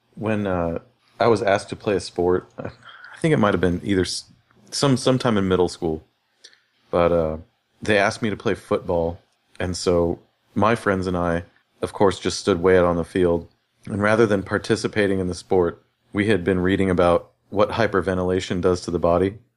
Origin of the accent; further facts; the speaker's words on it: Riverside, California, United States; I grew up in Riverside, California